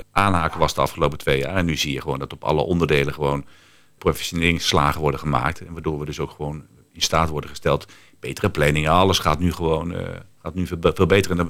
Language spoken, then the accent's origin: Dutch; Netherlands; Ja, en dan ben ik even als eigenaar en als Nederlander denken